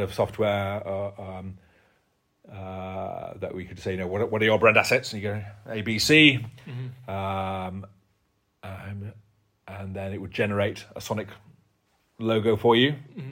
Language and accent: English; Yorkshire and the Humber, United Kingdom; I'm from Yorkshire